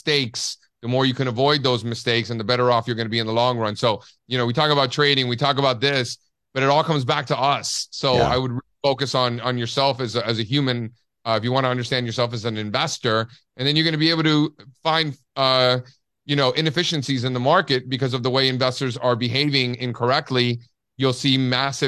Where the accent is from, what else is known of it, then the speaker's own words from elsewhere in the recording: Miami, Florida, United States; I'm Cuban from Miami.